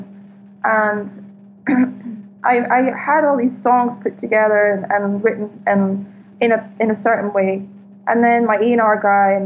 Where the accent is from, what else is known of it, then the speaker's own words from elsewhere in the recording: Scotland, United Kingdom; now in Malibu, United States; I'm Scottish